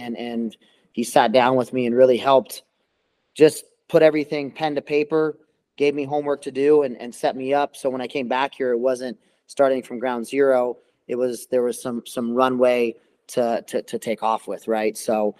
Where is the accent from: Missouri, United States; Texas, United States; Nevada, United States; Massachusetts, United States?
Nevada, United States; Las Vegas; Vegas, my hometown, born and raised here. So I have that connection. I have all my family here. And growing up here